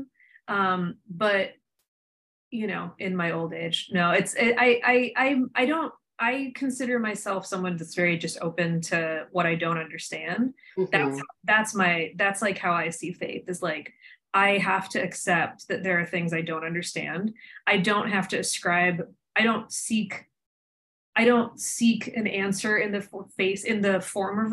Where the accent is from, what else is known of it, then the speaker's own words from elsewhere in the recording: Somerset, Pennsylvania, United States; moved away as an adult; now in New York, United States; growing up in Somerset